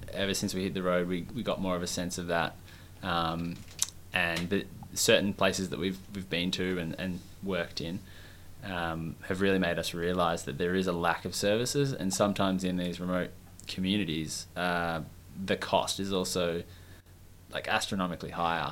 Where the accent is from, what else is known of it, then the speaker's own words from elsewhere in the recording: Melbourne, Victoria, Australia; moved away as an adult; we're both from Melbourne